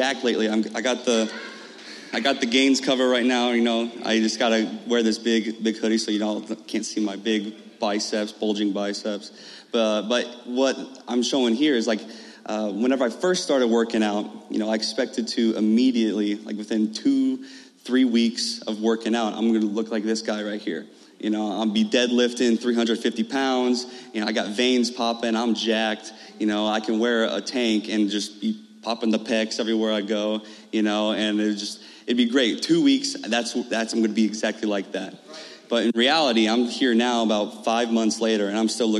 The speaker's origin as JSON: {"language": "English", "town": "Carlinville", "region": "Illinois", "country": "United States", "said": "I'm from Carlinville. I'm from Carlinville"}